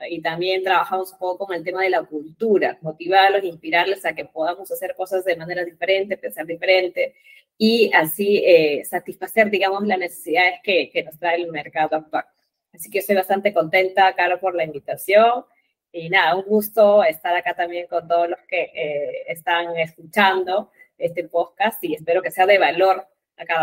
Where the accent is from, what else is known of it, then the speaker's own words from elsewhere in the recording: Peru; soy, soy de Perú, basada en Perú